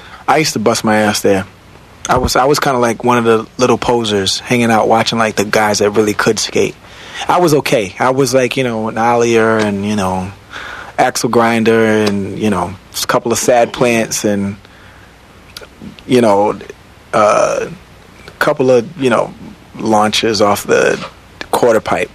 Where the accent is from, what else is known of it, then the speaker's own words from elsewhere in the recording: Virginia Beach, Virginia, United States; I was from Virginia Beach, Virginia, where there wasn't really a music industry at all